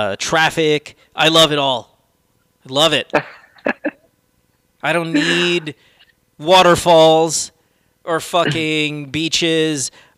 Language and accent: English; Central Luzon, Philippines; moved away as an adult; also born or lived in Manila; I grew up in the Philippines, and when I moved to Manila like you, I was wowed. But see, I'm from Bulacan, so it's not that far.